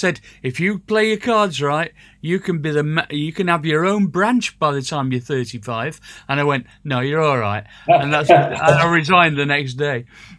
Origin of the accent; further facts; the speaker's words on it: Sheffield, Yorkshire and the Humber, United Kingdom; growing up in Sheffield